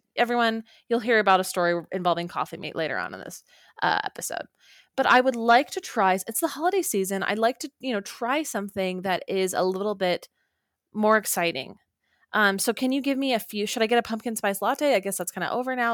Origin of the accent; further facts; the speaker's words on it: Orem, Utah, United States; moved away; I flew home to Orem, Utah